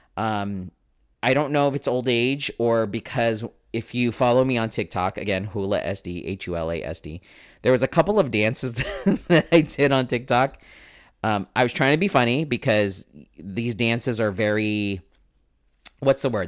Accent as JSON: {"language": "English", "country": "Philippines", "said": "I'm Filipino, so of course I'm gonna have relatives that are in the healthcare profession"}